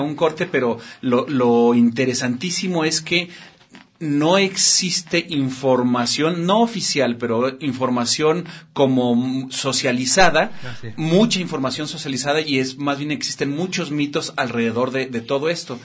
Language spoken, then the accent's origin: Spanish; Guadalajara, Jalisco, Mexico; Yo soy de aquí de Guadalajara